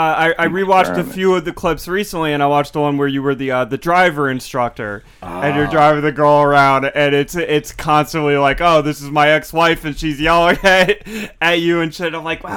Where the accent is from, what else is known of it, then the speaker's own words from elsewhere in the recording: New Jersey, United States; Yeah, no, I'm from the Jersey Shore.